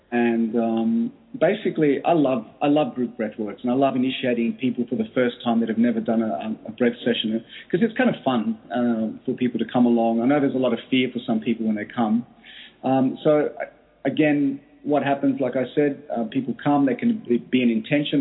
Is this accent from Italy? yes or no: no; Australia; I grew up in Australia from uh, my, my origin is Greek. My parents migrated to Australia